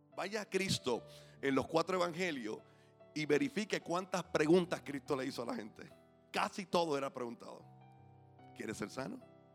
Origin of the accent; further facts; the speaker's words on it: Puerto Rico; como puertorriqueños